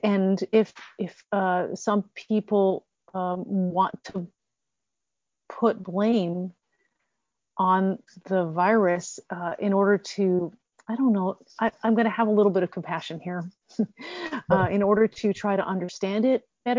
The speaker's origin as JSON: {"language": "English", "country": "United States", "said": "And I will always say I'm American because I am. I'm sixth generation American"}